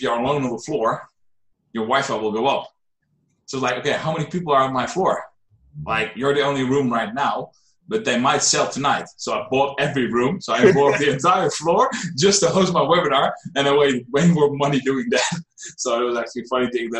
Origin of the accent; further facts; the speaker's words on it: Netherlands; I'm a trainer from the Netherlands